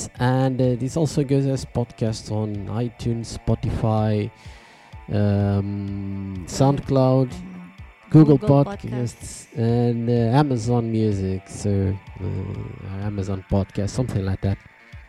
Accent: Tournai, Wallonia, Belgium; I'm from Tournai.

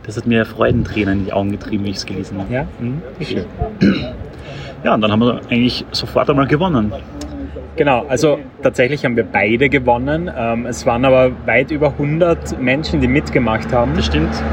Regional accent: Austria; moved away; Und neuerdings komme ich zwar aus Österreich, aber ich wohne nicht mehr in Österreich.

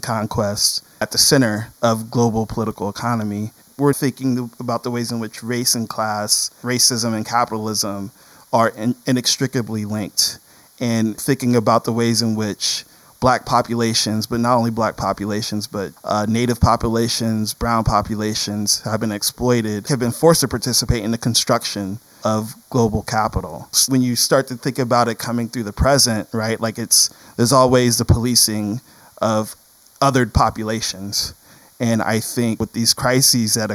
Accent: Mansfield, Ohio, United States; my hometown of Mansfield, Ohio

